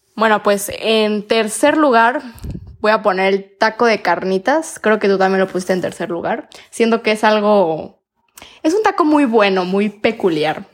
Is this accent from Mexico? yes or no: yes; Mexico; como buen mexicano